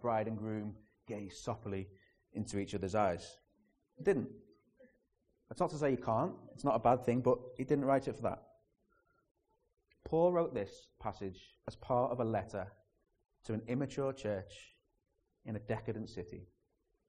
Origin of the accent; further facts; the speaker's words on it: Liverpool, North West England, United Kingdom; the city you're living in and trying to learn that language is Liverpool.